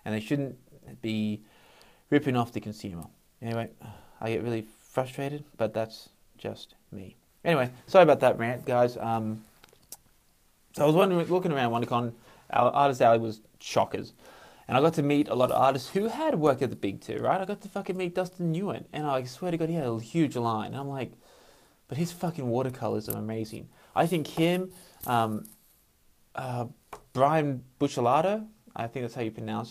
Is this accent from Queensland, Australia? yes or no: no; Sydney, New South Wales, Australia; I'm from Sydney.